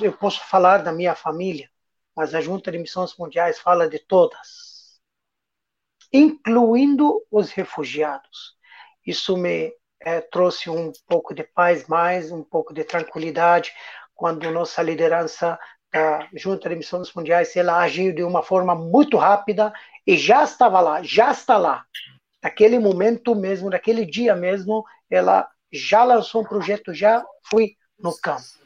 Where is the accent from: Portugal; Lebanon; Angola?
Lebanon; Portuguese is a second language; moved away as an adult; now in Brazil; minha terra, minha religião